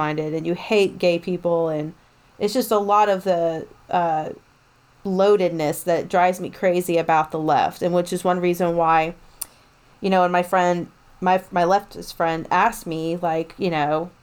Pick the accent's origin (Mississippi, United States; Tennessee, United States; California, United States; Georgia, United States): Tennessee, United States; East; I'm coming from a family that was mostly conservative, you know, growing up in East Tennessee.